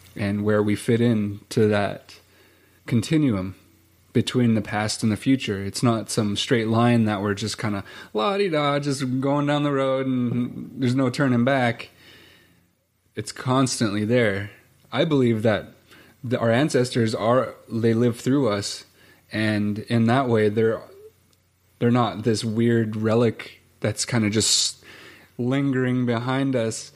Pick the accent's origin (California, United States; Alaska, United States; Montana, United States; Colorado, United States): Montana, United States; growing up on both sides of the mountains was really important